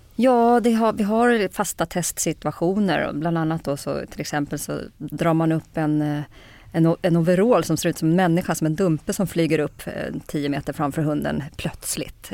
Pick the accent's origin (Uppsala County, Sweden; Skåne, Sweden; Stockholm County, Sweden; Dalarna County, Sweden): Stockholm County, Sweden; Kungsängen; jag är född i Kungsängen faktiskt. Ja. norr om Stockholm, eh, uppväxt eh, norr om Stockholm.